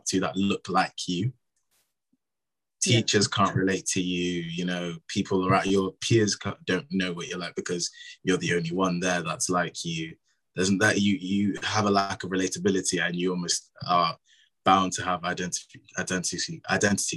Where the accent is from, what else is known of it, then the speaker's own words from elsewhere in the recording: Cheltenham, South West England, United Kingdom; moved away as an adult; I was born and raised in Cheltenham Town in Gloucestershire